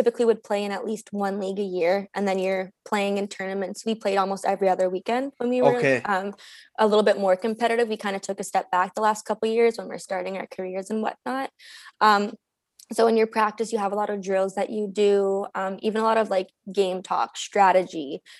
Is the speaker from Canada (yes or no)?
yes; Sudbury, Ontario, Canada; like we're from Sudbury, like we're from Northern Ontario. Like that's what like we live for.